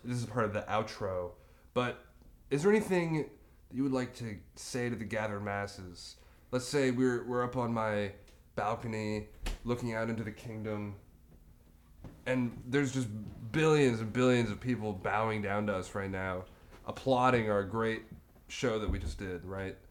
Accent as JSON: {"language": "English", "town": "Charlotte", "region": "North Carolina", "country": "United States", "tie": "born or raised there", "said": "was born and raised in the Charlotte area"}